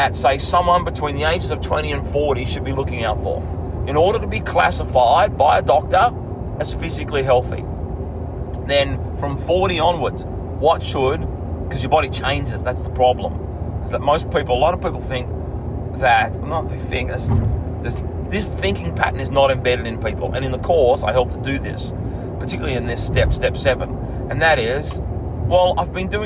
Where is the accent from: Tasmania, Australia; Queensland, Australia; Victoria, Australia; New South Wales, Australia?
New South Wales, Australia; Bega; my hometown that I grew up in Bega